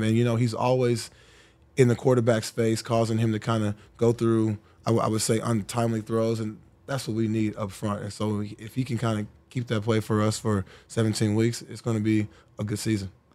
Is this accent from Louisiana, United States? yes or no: no; Texas, United States; moved away as an adult; also born or lived in Indianapolis / Buffalo; getting back to my home state, getting back to my home city